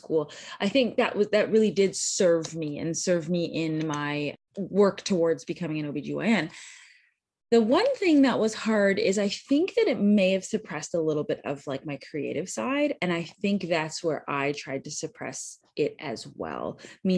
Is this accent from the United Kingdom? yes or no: no; just outside of Toronto, Ontario, Canada; moved away as an adult; now in United States; I am born and raised Canadian, so I grew up just outside of Toronto.